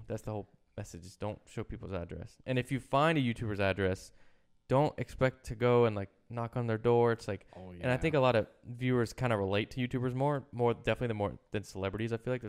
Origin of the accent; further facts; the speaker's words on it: East Coast, United States; I'm from the East Coast.